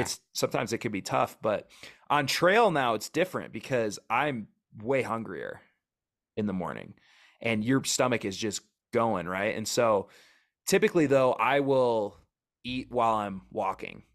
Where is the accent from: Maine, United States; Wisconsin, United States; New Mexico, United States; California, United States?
Wisconsin, United States; moved away as an adult; also born or lived in Oregon; now in Wyoming, United States; I grew up in Wisconsin, Midwest